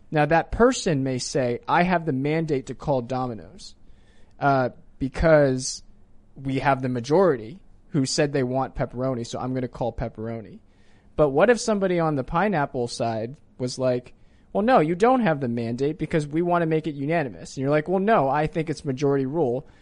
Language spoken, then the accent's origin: English; Virginia, United States; also born or lived in Maryland; I moved to Virginia when I was three years old